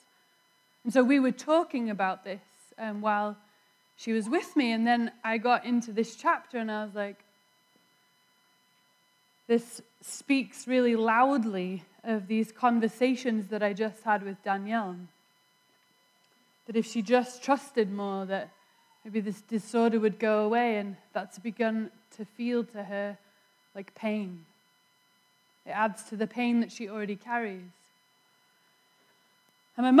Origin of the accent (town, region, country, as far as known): England, United Kingdom; born or raised there; moved away